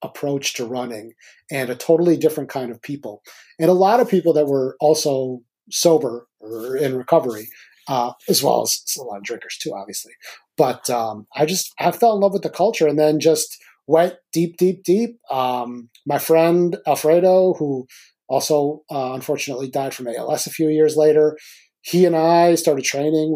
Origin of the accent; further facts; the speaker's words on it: Milwaukee, Wisconsin, United States; I grew up in Milwaukee.